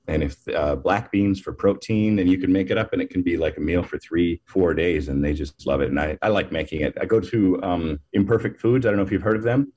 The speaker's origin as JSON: {"language": "English", "town": "Minneapolis", "region": "Minnesota", "country": "United States", "said": "I'm from Minneapolis."}